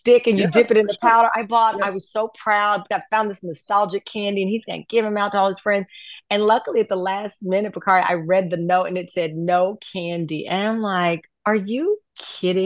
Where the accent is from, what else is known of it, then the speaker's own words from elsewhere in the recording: the South, United States; as a Southerner